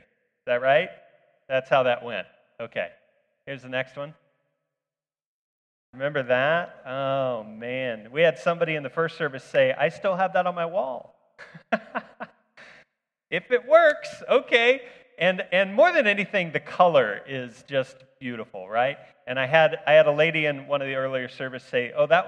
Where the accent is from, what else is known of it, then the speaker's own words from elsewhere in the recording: Fort Scott, Kansas, United States; growing up in Fort Scott was kind of a shelter for this, because by the time technology arrived here